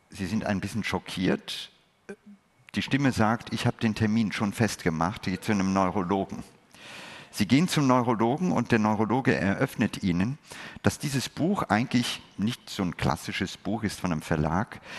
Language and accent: German; India; Ich gehöre zu den Menschen, die aus einem Land kommen oder ein Teil, ich habe meine Kindheit in Indien verlebt.